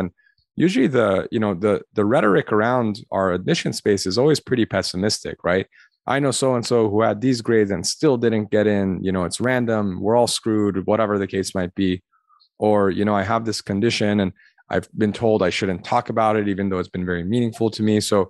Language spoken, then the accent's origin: English; Los Angeles, California, United States; I grew up in the Armenian community in Los Angeles.